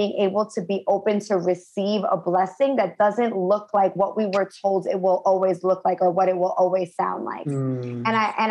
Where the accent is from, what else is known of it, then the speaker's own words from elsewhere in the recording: United States; moved away as an adult; now in Los Angeles, United States; I'm originally from New York and New Jersey